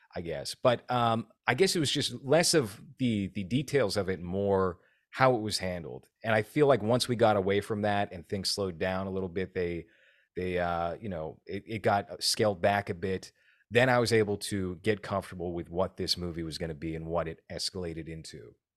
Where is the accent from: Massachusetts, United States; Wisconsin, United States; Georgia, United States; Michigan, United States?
Massachusetts, United States; my home state of Massachusetts